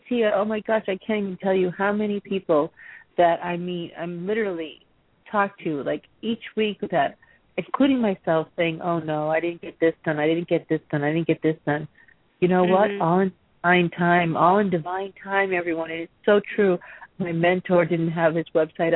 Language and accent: English; Massachusetts, United States; same here, Massachusetts